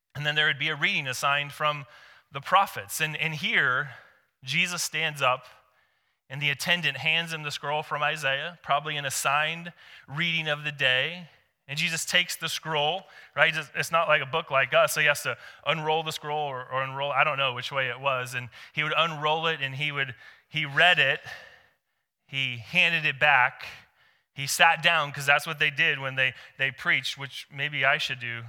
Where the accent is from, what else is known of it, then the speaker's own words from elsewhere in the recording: Seattle, Washington, United States; now in Corvallis, United States; I come from Seattle.